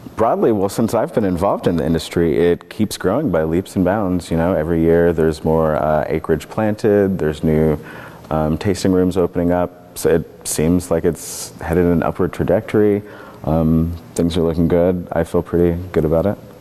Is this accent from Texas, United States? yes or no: no; Kentucky, United States; now in Oregon, United States; growing up in Kentucky